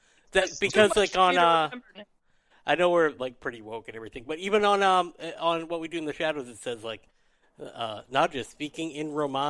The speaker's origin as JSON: {"language": "English", "town": "Abington", "country": "United States", "said": "Yeah, because we're from Abington, we say ripped off. Like, ripped off."}